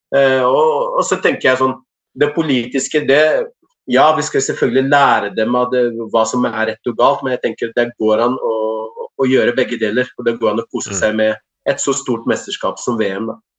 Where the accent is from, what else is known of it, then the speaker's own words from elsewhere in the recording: Morocco; now in Norway; familie i, i landsbyen jeg kommer fra